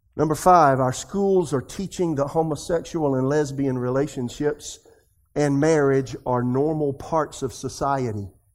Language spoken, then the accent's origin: English; Podunksville, South Carolina, United States; moved away as an adult; also born or lived in Tulsa, Oklahoma / Raleigh, North Carolina; I'm from Podunksville, South Carolina